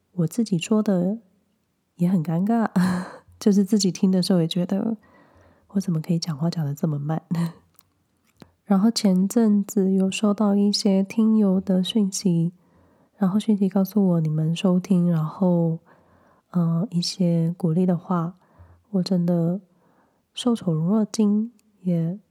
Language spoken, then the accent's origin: Chinese; a small town in Hsinchu, Hsinchu County, Taiwan; moved away; 即便我的老家是在新竹的小小镇上，但是只要走入几分钟就会有一个便利商店，然后你想要去各个地方，其实都很方便